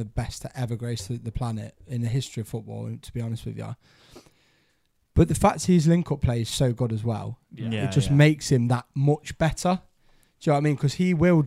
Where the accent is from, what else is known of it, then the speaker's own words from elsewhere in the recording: England, United Kingdom; I'm English